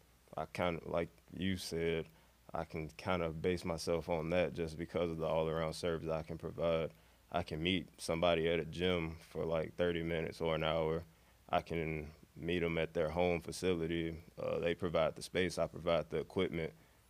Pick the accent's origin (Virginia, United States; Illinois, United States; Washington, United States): Illinois, United States; Chicago; moved away as an adult; now in Carbondale, United States; growing up in Chicago, like the neighborhood I was in, I was around a lot of park districts and park areas